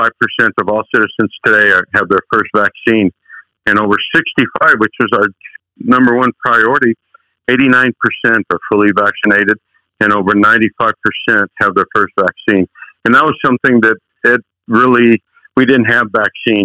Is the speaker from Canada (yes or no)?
no; United States; English is a second language; also born or lived in Chihuahua, Mexico; My parents moved to the United States at the age of 9